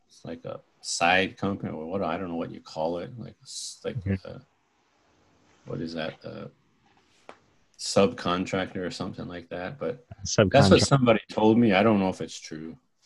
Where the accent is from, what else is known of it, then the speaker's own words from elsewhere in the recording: Augusta, Georgia, United States; also born or lived in Hawaii; Well, I was born in Georgia.